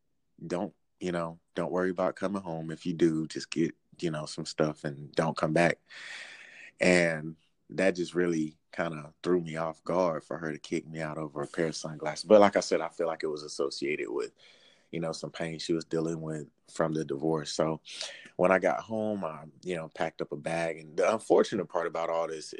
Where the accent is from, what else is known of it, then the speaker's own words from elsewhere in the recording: Albany, Georgia, United States; moved away as an adult; now in Washington, D.C., United States; I'm from Albany, Georgia, small town